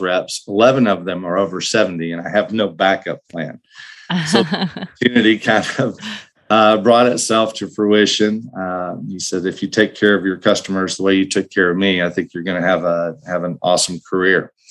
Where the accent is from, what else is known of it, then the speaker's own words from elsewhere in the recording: Lubbock, Texas, United States; also born or lived in New Mexico / Arizona / Dallas-Fort Worth; my home state of Texas. I'm a West Texas kid originally from Lubbock